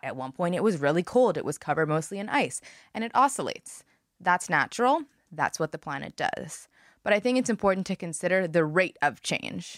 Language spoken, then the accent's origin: English; Montreal, Quebec, Canada; moved away as an adult; I grew up in Montreal, and I moved here when I was eighteen